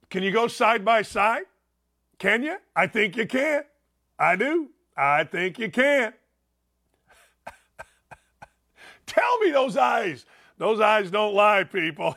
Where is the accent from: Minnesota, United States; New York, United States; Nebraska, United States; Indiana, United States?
Indiana, United States; Gary; I grew up in Gary, Indiana, outside Chicago